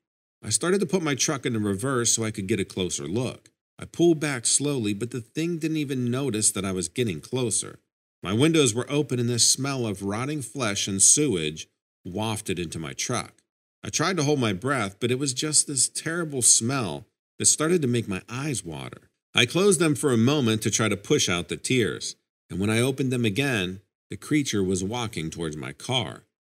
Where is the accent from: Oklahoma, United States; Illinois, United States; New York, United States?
New York, United States; Albany; I was born and raised in Albany, New York, and have always been curious about nature and animals.